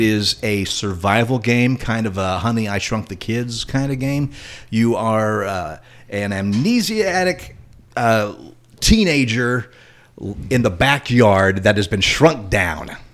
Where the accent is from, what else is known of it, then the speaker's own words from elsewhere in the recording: Indiana, United States; moved away; my hometown in Indiana